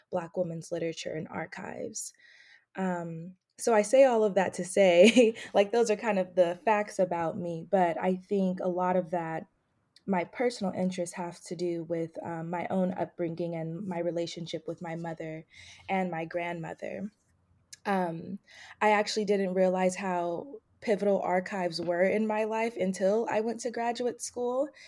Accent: Bay Area, California, United States; moved away as an adult; also born or lived in Atlanta, Georgia / Delaware; So, I'm originally from the Bay Area, California. Uh, I was born and raised there. That's also where my family is from. Um, I moved to Atlanta, Georgia in 2014 to study at Emory University

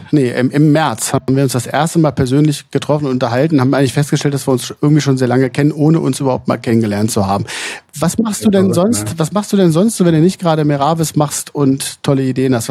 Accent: Hanover, Lower Saxony, Germany; habe ich jetzt selbst als Hannoveraner noch eine ganze Menge

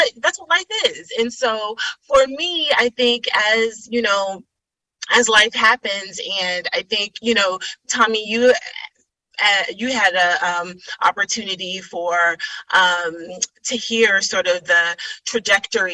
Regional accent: New York City, New York, United States; also born or lived in Middletown, Connecticut; I was born and raised in Brooklyn, in Bedside, Brooklyn

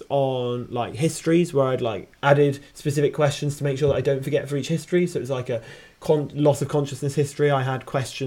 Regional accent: Brighton, South East England, United Kingdom; I'm from Brighton.

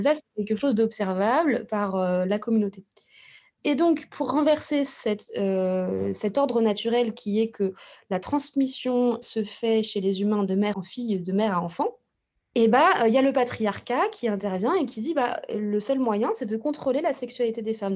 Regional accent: Russia; je suis russe

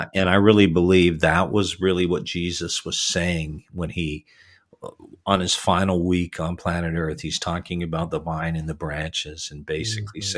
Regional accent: Toronto, Ontario, Canada; Was born in Toronto and raised in the Toronto area

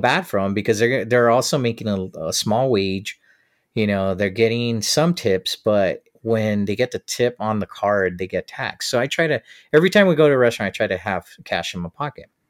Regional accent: United States; I come from the States

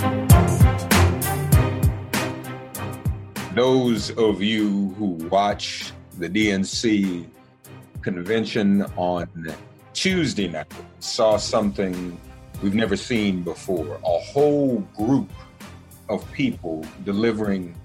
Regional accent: Nashville, Tennessee, United States; I grew up in Nashville.

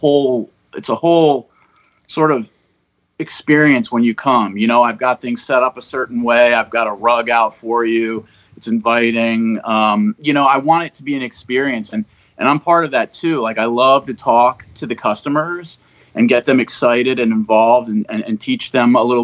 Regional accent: Maryland, United States; I'm from Maryland, so I'm kind of going outwards from my home state

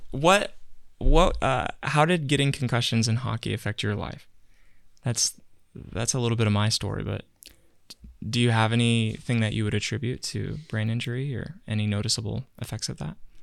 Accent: Virginia, United States; moved away; I grew up in Virginia for a while

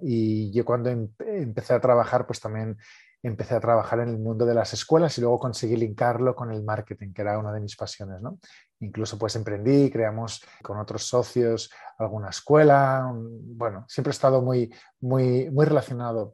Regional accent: Barcelona, Catalonia, Spain; soy de Barcelona, de España

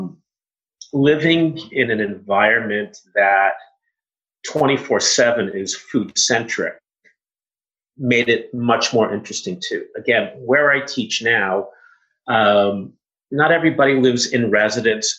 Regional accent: Canada; I was one of maybe 10 Canadian students at the school

